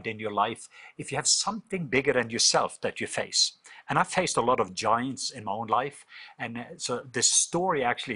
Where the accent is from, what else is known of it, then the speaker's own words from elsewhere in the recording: Norway; moved away; I grew up in Norway, was raised in Norway